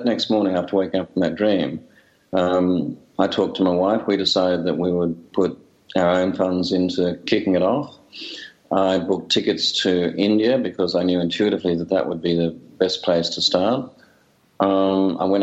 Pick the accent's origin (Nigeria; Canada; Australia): Australia; I'm a filmmaker from Australia